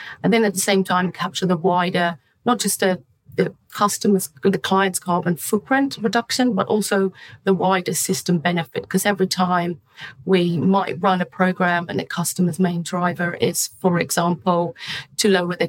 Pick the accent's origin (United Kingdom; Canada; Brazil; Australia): United Kingdom; it can help my home country and, you know, develop solutions in the UK and in Europe